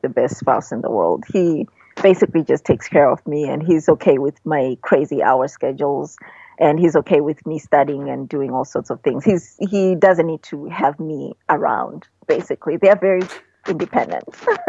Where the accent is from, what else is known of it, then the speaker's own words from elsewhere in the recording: Michigan, United States; it's Midwest, it reminds me of where I grew up in Michigan.